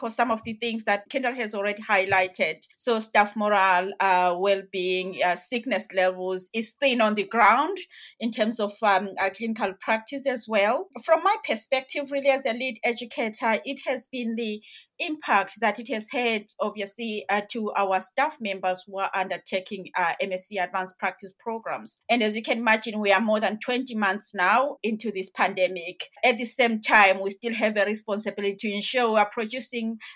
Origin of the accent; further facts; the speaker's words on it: Zimbabwe; moved away; I am originally from Zimbabwe. So in Zimbabwe, the entry at the time to nursing was that you needed to be 17 and a half years.